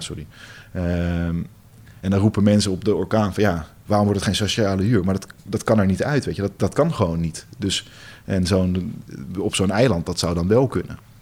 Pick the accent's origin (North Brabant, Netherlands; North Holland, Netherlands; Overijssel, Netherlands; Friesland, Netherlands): North Holland, Netherlands; Amsterdam; moved away as an adult; now in Zaandam, Netherlands; de Amsterdammer, ik kom uit Amsterdam